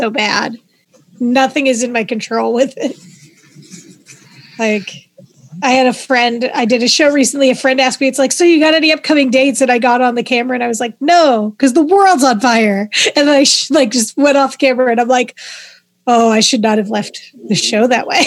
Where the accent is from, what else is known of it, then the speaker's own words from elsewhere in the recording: Pittsburgh, Pennsylvania, United States; accent: Pittsburghese; If that vernacular doesn't tell you I'm from Pittsburgh, then, well, nothing will.